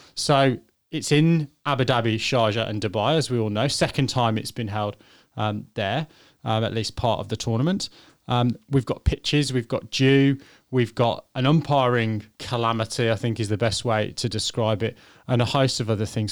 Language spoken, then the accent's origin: English; England, United Kingdom; I'm English